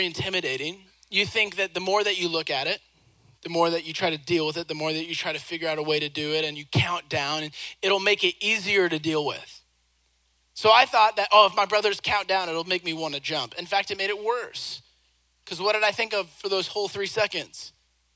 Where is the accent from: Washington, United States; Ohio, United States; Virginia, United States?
Washington, United States; Seattle; I grew up in Seattle, Washington